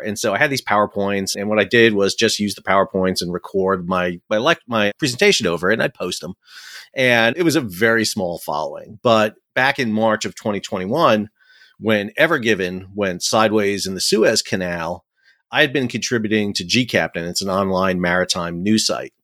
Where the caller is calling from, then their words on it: Fuquay-Varina, North Carolina, United States; I'm calling from home in beautiful Fuquay Verena, North Carolina, so just south of Raleigh.